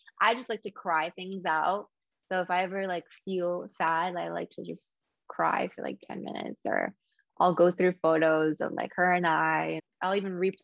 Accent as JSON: {"language": "English", "region": "New Jersey", "country": "United States", "tie": "born or raised there", "moved": "as an adult", "lives_now": "Los Angeles, United States", "said": "So I was born and raised in New Jersey"}